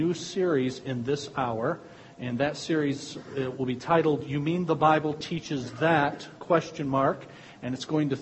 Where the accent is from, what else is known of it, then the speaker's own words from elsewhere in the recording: United States; I was born in America.